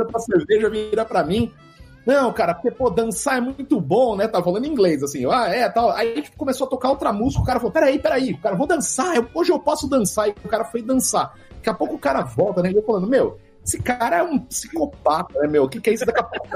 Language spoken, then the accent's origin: Portuguese; Brazil; Eu sou do Brasil